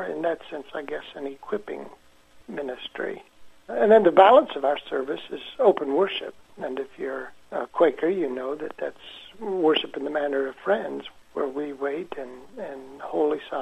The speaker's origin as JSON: {"language": "English", "town": "Danville", "region": "Indiana", "country": "United States", "tie": "born or raised there", "moved": "yes", "said": "I was born in Danville, Indiana, which is about 20 miles west of Indianapolis, and moved back here about 10 years ago"}